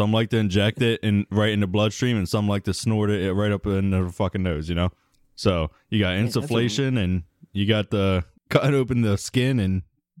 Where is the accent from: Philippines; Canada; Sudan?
Sudan; I'm from Sudan.